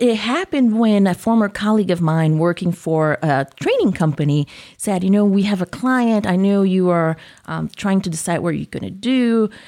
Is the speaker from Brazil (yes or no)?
yes; Brazil; accent: southern; moved away as an adult; also born or lived in Japan; now in Iowa, United States; I was born in Brazil, grew up in Brazil